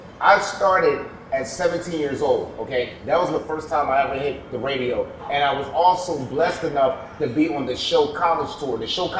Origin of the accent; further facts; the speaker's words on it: Philadelphia, Pennsylvania, United States; now in Miami, United States; Born and raised in Philadelphia.